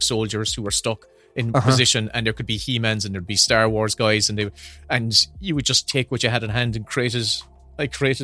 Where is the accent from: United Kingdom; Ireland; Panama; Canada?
Ireland; Kanturk, Munster; I grew up in outside Kanturk, closer to the village of Castlemagner, but very much a rural country boy.